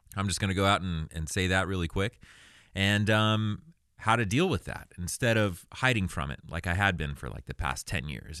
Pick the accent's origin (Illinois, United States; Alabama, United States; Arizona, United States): Arizona, United States; now in Los Angeles, United States; I was born in Arizona, nineteen eighty-four.